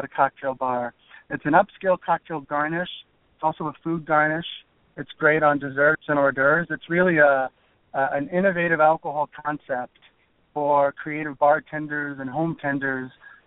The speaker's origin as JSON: {"language": "English", "region": "Florida", "country": "United States", "tie": "born or raised there", "also_born_or_lived": "California / South Korea / New York", "moved": "as an adult", "said": "I grew up in Florida"}